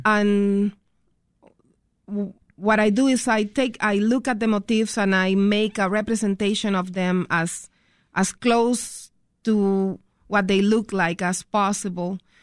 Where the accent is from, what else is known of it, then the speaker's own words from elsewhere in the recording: Puerto Rico; now in Chicago, United States; growing up in Puerto Rico and then migrating to the United States